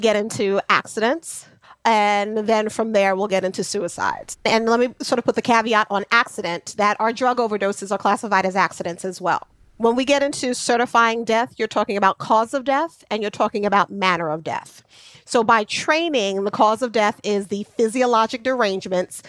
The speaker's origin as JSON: {"language": "English", "town": "New York City", "region": "New York", "country": "United States", "tie": "born or raised there", "also_born_or_lived": "Atlanta / Brooklyn", "said": "Jamaica, Queens."}